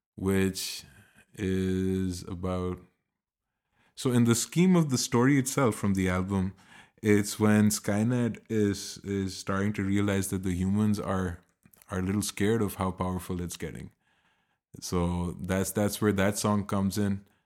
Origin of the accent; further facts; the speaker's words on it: Pakistan; now in Berlin, Germany; I come from Pakistan and I live in Berlin